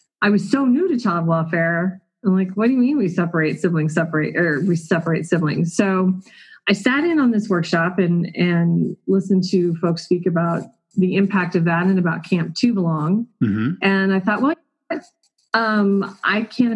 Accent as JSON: {"language": "English", "region": "Colorado", "country": "United States", "tie": "born or raised there", "said": "I am a lifelong Colorado resident, so born and raised right here in Colorado"}